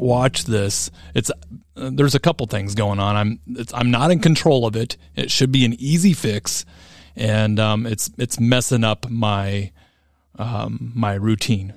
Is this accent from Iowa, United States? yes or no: yes; Oskaloosa, Iowa, United States; I'm from Oskaloosa, Iowa